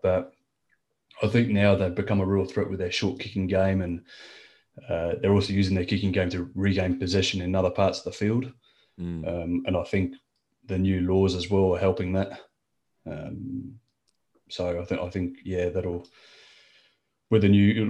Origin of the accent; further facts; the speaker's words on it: Australia; now in France; being French Australian.